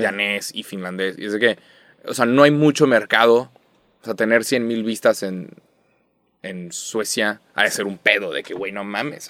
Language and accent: Spanish; Mexico